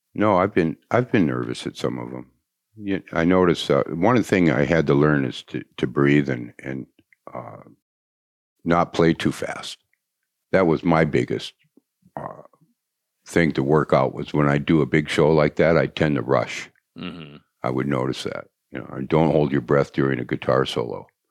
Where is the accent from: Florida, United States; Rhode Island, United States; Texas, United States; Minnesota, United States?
Minnesota, United States; Anoka; also born or lived in Blaine, Minnesota; I was from Anoka